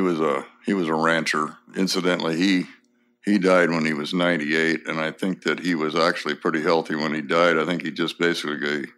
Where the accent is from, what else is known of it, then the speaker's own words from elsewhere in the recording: Pomona, California, United States; born there; I was born in Pomona, California, and when I was born, my father was in Normandy in July of 1944.